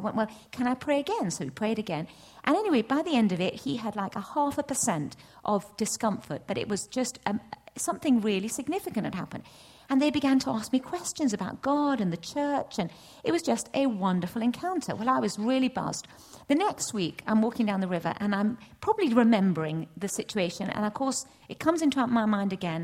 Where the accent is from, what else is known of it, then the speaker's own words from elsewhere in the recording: Nottingham, East Midlands, United Kingdom; I'm from Nottingham.